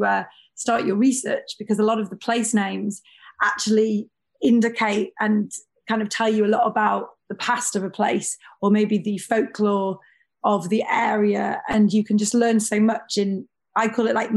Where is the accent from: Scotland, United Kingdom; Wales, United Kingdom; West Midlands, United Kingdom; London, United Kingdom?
Wales, United Kingdom; North; I grew up in North Wales in the UK